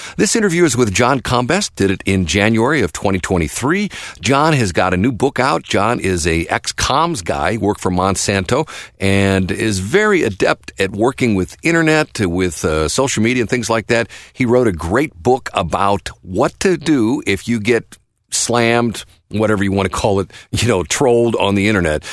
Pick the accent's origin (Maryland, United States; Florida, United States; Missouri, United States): Missouri, United States; North County, St. Louis; I went to Hazelwood High School